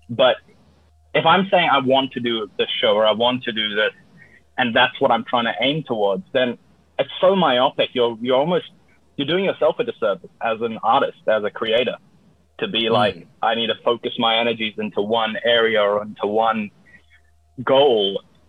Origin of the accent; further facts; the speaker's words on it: Australia; This is who I am. I'm from Australia.